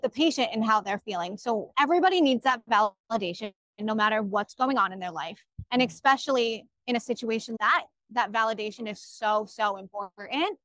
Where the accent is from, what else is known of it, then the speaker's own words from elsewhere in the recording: Orange County, New York, United States; I'm from Orange County, New York